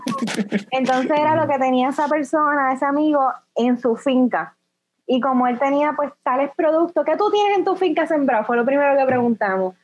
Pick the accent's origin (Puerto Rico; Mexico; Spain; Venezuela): Puerto Rico; lo que nosotros somos como puertorriqueños